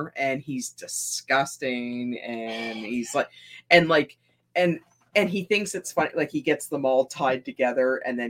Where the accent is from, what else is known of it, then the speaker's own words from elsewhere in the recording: Nova Scotia, Canada; we're from Nova Scotia.